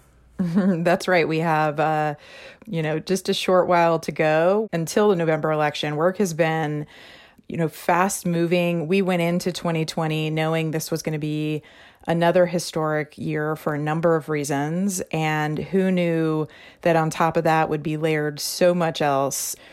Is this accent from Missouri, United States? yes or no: yes; Missouri, United States; Missouri is my home state.